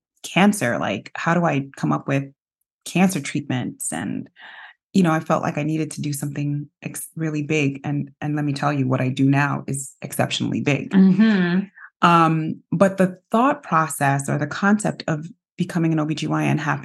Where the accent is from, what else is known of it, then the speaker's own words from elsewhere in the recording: New York City, New York, United States; I grew up in New York City.